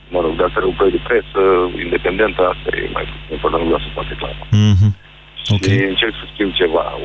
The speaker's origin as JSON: {"language": "Romanian", "town": "Galați", "region": "Galați County", "country": "Romania", "said": "Eu sunt din uh, Megalopolis, sau mă rog, ce ar trebui să fie Megalopolis, sunt din Galați"}